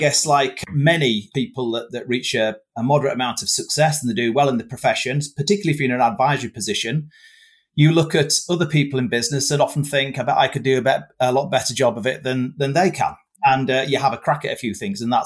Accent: Whitby, Yorkshire and the Humber, United Kingdom; I was born and bred in Whitby

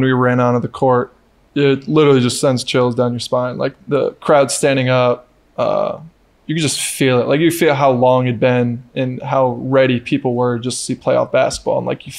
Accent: New York, United States; now in Sacramento, United States; it just felt like I'm from New York, upstate New York, so mm-hmm. it's complete opposite side of the country.

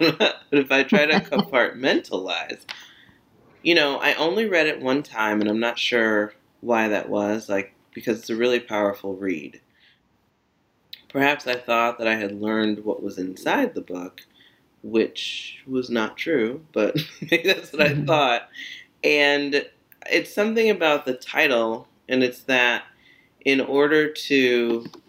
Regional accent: United States; I was the first American

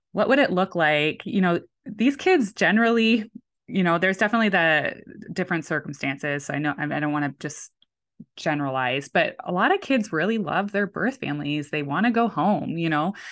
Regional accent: Canada; moved away; So I am very much Canadian

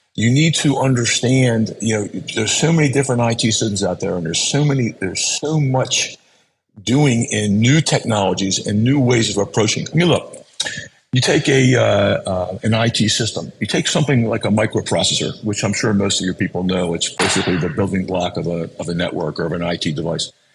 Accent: Baltimore, Maryland, United States; I was born in Baltimore. I went to grade school in Baltimore, high school in Baltimore, college in Baltimore, raised my kids in Baltimore

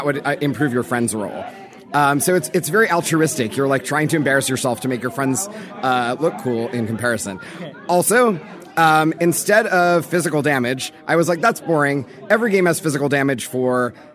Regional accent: Los Angeles, California, United States; I grew up in Los Angeles in the 90s.

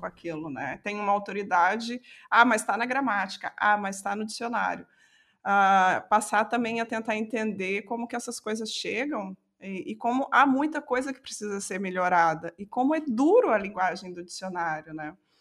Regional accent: south of Minas Gerais, Brazil; accent: caipira; moved away as an adult; now in Portugal; sou mineira, sou do sul de Minas

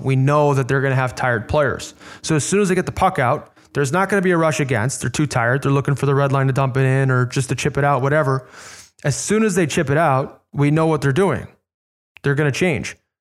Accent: Chicago, Illinois, United States; moved away; my hometown team

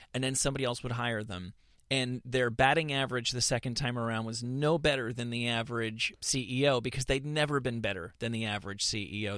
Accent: New York, United States; now in Los Angeles, United States; I'm from New York

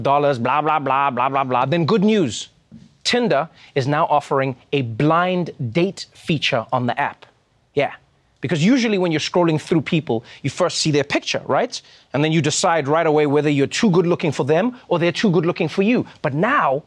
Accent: South Africa; moved away; my home country, South Africa

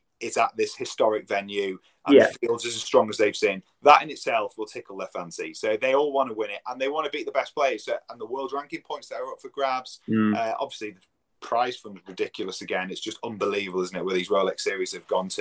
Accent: England, United Kingdom; as an Englishman as well, playing at my home club

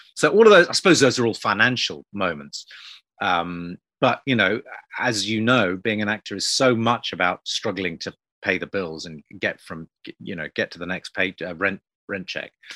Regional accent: United Kingdom; British people growing up

